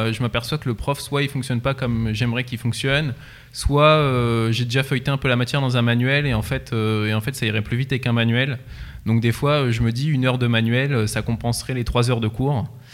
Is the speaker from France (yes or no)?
yes; Centre-Val de Loire, France; Perdu entre Nogent-le-Rotrou et Chartres, un petit village de campagne